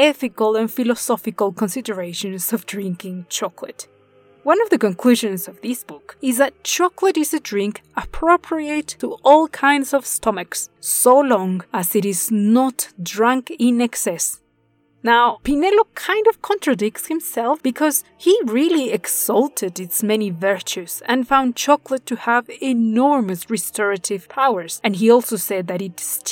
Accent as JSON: {"language": "English", "region": "Puebla", "country": "Mexico", "tie": "born or raised there", "said": "The city of Puebla, my hometown"}